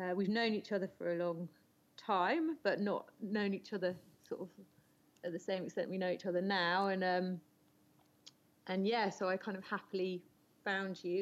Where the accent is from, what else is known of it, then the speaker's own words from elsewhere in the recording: South West England, United Kingdom; now in France; So I live in France, but I'm originally from England, from the southwest, um, but I've lived a bit all over uh, the UK and France.